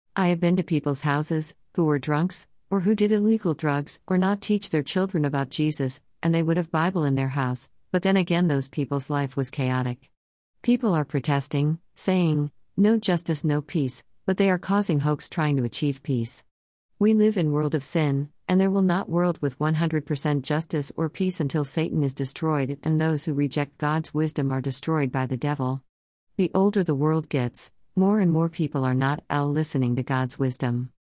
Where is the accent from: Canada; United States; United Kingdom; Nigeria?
United States; growing and living in the United States of America